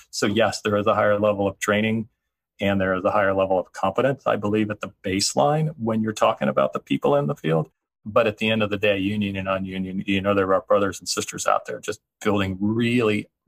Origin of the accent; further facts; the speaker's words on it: California, United States; moved away; also born or lived in Texas; so I grew up in the San Fernando Valley down south in, in Southern California, uh, primarily because of an earthquake. We left the state, and I found myself uh, spending a good deal of time in Texas, growing up in Texas.